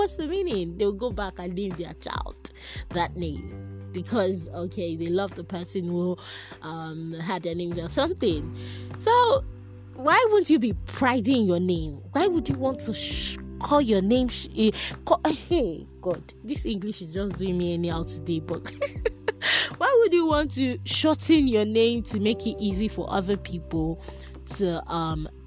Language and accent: English; Nigeria; as an African, as a Nigerian